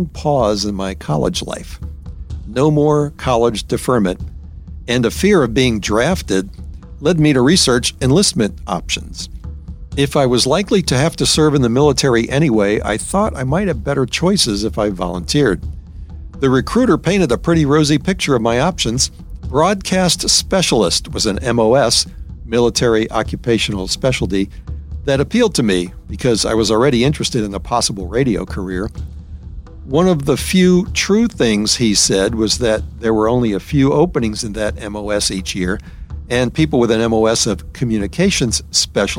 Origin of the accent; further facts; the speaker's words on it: New Orleans, Louisiana, United States; moved away as an adult; also born or lived in San Antonio; my hometown, New Orleans